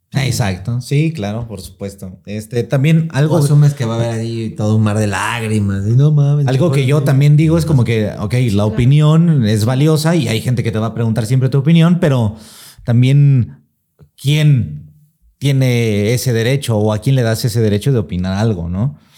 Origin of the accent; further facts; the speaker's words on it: Mexico; como mexicano